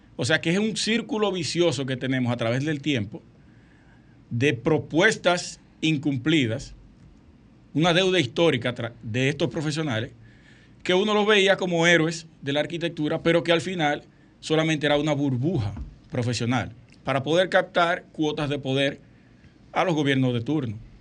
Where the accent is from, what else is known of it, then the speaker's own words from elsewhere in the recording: Sosúa, Puerto Plata, Dominican Republic; Sosúa, mi pueblo natal